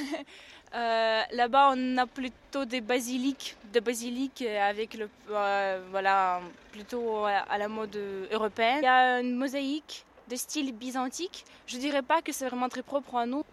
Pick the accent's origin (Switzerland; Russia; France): Russia; Saint Petersburg; moved away; je suis née à Saint-Pétersbourg et j'ai grandi là-bas